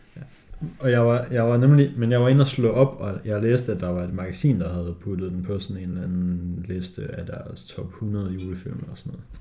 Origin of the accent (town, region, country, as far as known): Denmark